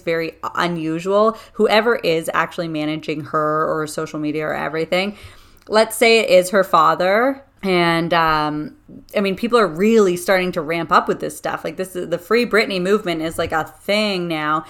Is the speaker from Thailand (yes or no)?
no; Canada; I'm Canadian and I love my Canadians and my country